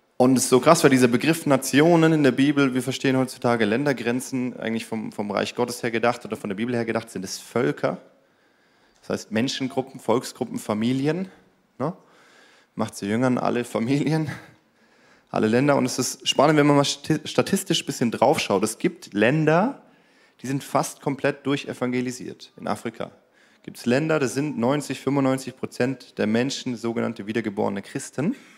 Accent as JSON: {"language": "German", "country": "Germany", "said": "wir Deutschen"}